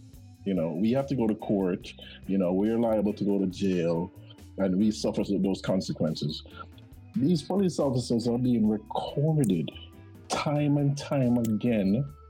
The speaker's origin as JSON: {"language": "English", "country": "Jamaica", "tie": "born or raised there", "moved": "yes", "lives_now": "United States", "said": "our motto in Jamaica is out of many, one people."}